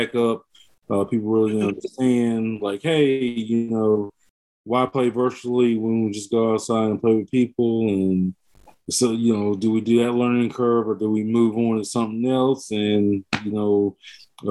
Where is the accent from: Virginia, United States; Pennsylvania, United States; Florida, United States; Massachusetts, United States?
Florida, United States; Pensacola; moved away as an adult; now in Winston-Salem, United States; born and raised in Pensacola, Florida, moved up here to Winston-Salem, North Carolina about 10 years ago